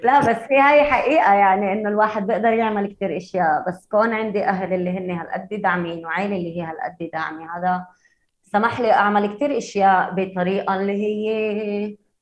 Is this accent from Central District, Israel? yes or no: no; Haifa, Haifa District, Israel; انا من حيفا انا فلسطينيه بس انا معي هويه اسرائيليه